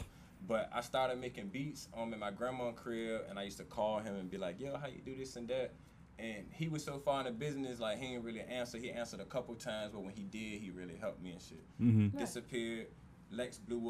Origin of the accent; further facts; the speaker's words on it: Suffolk, Virginia, United States; I'm from Suffolk, Virginia, downtown. Everybody I was around like played basketball, like. My dad, my uncles, and everything